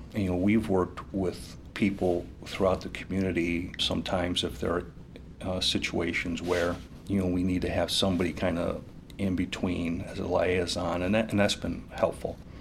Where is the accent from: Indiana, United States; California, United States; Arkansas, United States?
Indiana, United States; Valparaiso; also born or lived in New Mexico; I am pretty much a Valparaiso born and raised person.